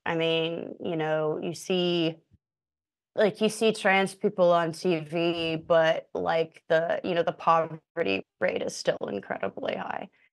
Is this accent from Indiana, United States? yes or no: yes; Indiana, United States; moved away as an adult; now in New York, United States; I'm from Indiana, but I've moved to New York 'cause nothing going on in Indiana